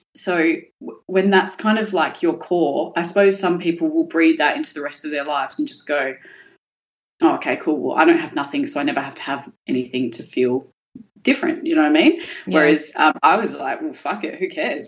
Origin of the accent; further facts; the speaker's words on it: Perth, Western Australia, Australia; I grew up in Balga, which was a really, really low socioeconomic area.